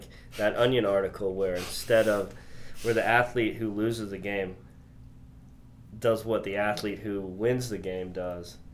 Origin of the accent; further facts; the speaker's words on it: Oklahoma City, Oklahoma, United States; also born or lived in Virginia / Ohio / Massachusetts; Born and raised in Oklahoma City